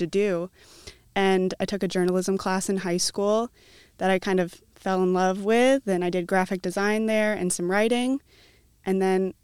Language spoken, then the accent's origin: English; Cedar Rapids, Iowa, United States; also born or lived in Des Moines / New York City; I was born and raised here in Cedar Rapids